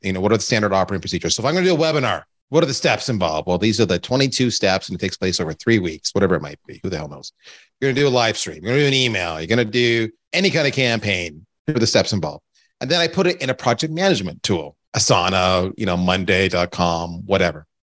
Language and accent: English; Canada; I'm Canadian